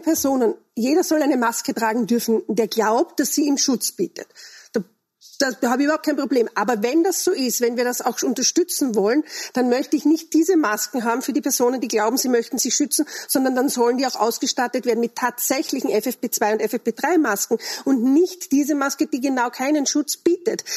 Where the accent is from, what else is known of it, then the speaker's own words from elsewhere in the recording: Austria; bei uns in Österreich